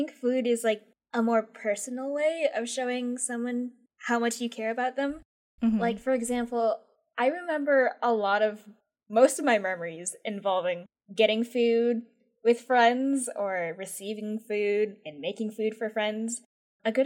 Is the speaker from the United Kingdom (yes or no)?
no; Philippines; So I'm Filipino, and sometimes my mom makes lumpia.